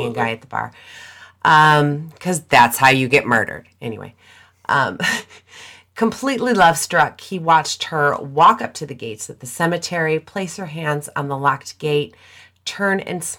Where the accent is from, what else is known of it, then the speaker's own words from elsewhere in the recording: Illinois, United States; And myself growing up outside the Chicagoland area, I decided to go with the famous story of Resurrection Mary.